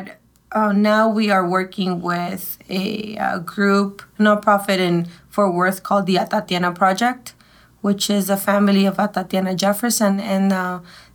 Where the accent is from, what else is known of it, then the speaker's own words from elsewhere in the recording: Mexico City, Mexico; now in Dallas, United States; I've been here for 30 years, but I was born in Mexico City. So I consider myself a native.